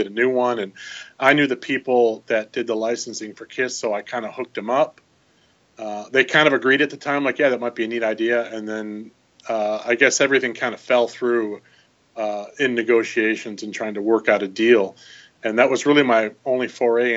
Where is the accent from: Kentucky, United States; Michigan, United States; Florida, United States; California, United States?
Michigan, United States; I grew up in Michigan